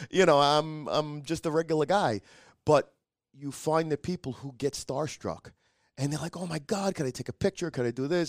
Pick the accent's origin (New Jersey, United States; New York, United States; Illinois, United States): New York, United States; I says, "New York."